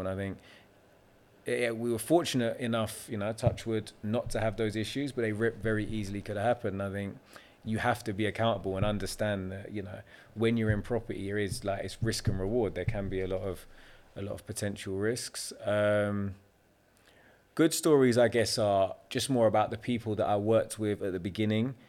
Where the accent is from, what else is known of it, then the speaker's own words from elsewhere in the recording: London, United Kingdom; I'm naturally a Londoner, London, South Londoner, born and bred. I've always lived there my entire life